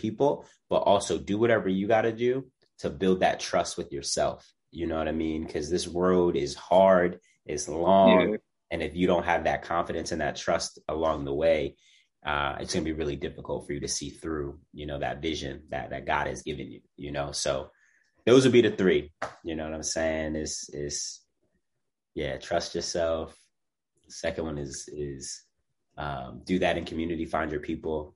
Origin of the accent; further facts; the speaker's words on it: Philadelphia, Pennsylvania, United States; I'm a kid from Germantown